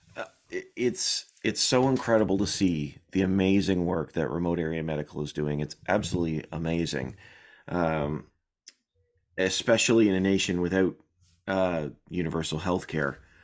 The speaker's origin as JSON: {"language": "English", "country": "Canada", "said": "I'm Canadian."}